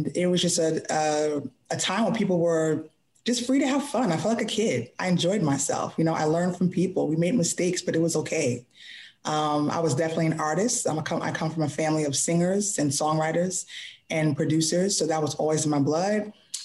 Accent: New York City, New York, United States; now in Baltimore, United States; I am from New York

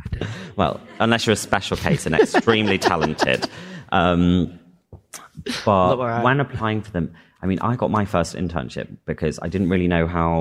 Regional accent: Chester, North West England, United Kingdom; I'm from Chester.

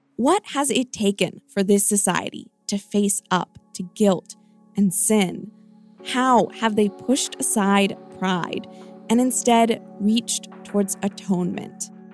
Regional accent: Richmond, Virginia, United States; I cover politics and policy in my hometown Richmond, Virginia

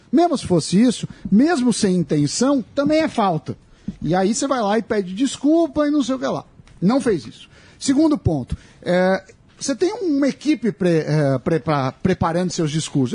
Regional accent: Brazil; eu como, como brasileiro

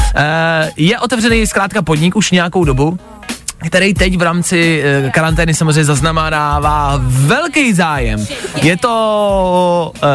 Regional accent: Czechia

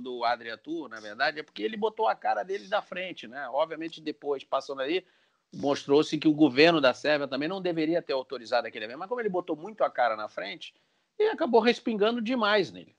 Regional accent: Brazil; nós somos brasileiros, normal brasileiro

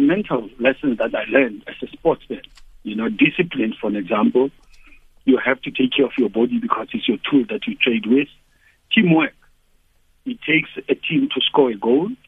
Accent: South Africa; as a South African.

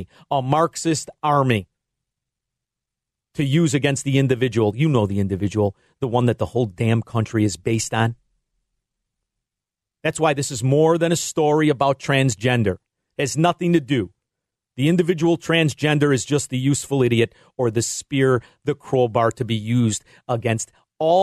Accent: Melrose Park, Illinois, United States; also born or lived in Chicago / Florida; I grew up in Melrose Park, and some of the best Americans I met were here from Mexico.

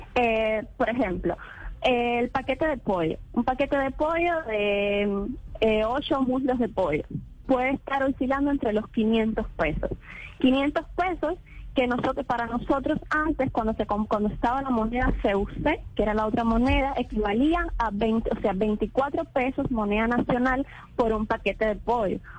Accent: Cuba; le voy a hablar como, como cubana

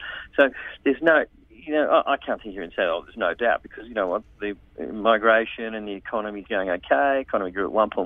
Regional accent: Sydney, New South Wales, Australia; I'm from Sydney as well.

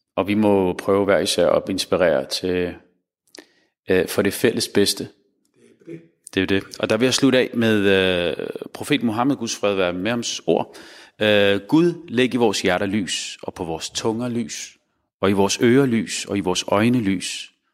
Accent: Denmark; som muslim, som dansk muslim

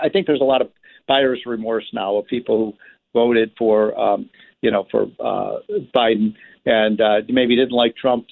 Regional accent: Illinois, United States; my home state of Illinois

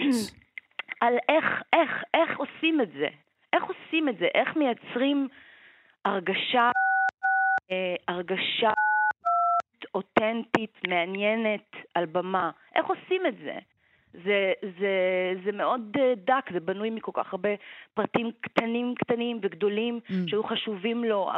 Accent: Israel

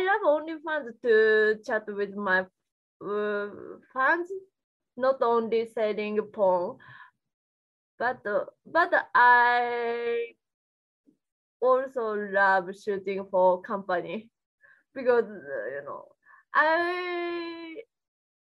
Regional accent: Japan; English is a second language; moved away as an adult; now in United States; In my country, I grew up in Japan

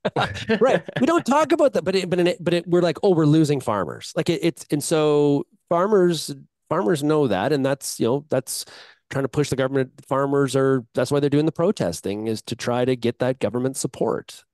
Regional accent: Canada; as a Canadian agriculturalist

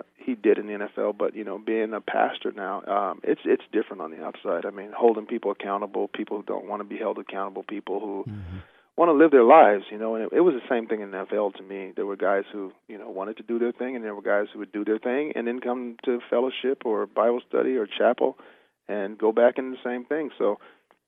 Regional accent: California, United States; I'm from California

